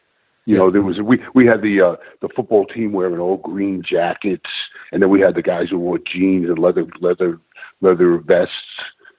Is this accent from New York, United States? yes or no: yes; New York City, New York, United States; When I grew up in Brooklyn, it was basically Italian American neighborhood where every family and every home was Italian. And I went to New Utrecht High School